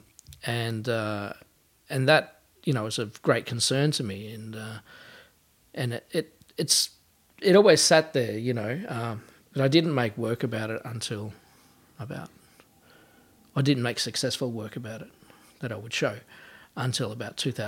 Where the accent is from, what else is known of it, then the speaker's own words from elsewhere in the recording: Sunbury, Victoria, Australia; now in Melbourne, Australia; I grew up in Sunbury outside of Melbourne.